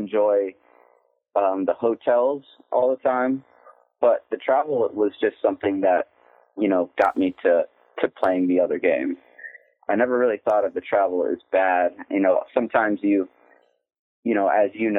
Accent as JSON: {"language": "English", "town": "Odessa", "region": "Texas", "country": "United States", "tie": "born or raised there", "moved": "as an adult", "lives_now": "Brooklyn, United States", "said": "Yes, from a lot different place than this."}